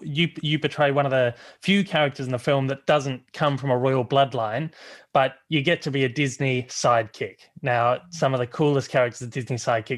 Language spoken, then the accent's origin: English; Melbourne, Victoria, Australia; I'm calling from … Down Under here in Australia. Yes, I've got a fellow Melbournean here.